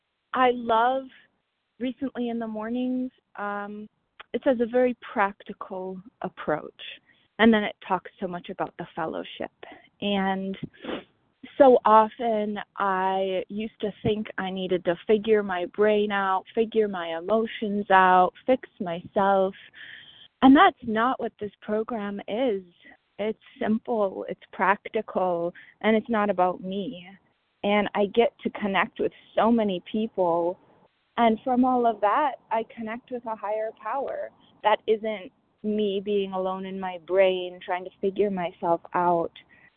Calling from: Minnesota, United States; from Minneso

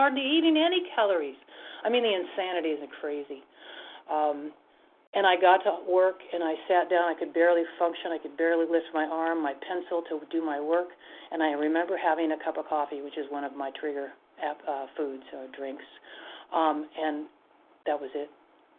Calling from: Washington, United States; I'm sorry, I'm from the state of Washington.

